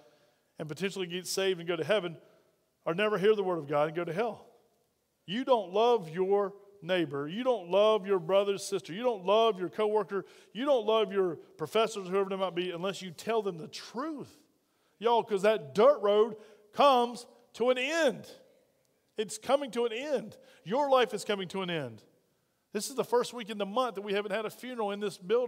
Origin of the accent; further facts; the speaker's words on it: United States; we're from America